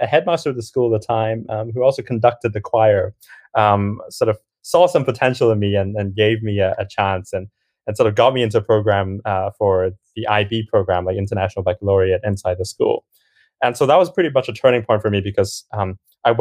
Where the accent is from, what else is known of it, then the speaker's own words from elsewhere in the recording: Hong Kong; moved away as an adult; now in United Kingdom; I grew up in Hong Kong and had a bit of an up and down journey in high school before I eventually came over to the UK.